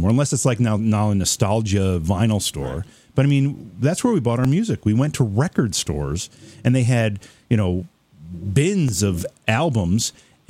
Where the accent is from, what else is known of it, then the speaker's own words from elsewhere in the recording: Oneonta, New York, United States; I grew up in Oneonta